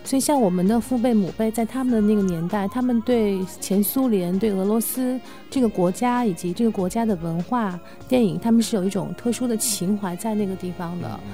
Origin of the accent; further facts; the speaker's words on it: China; 作为中国人